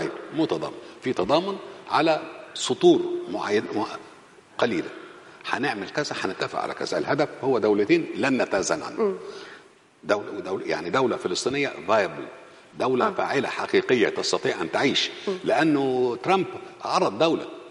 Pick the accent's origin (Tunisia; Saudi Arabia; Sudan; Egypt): Egypt; احنا كمصريين